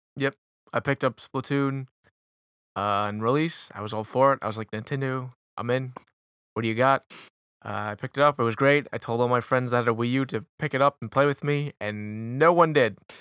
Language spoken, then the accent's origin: English; Warwick, Rhode Island, United States; I'm from Warwick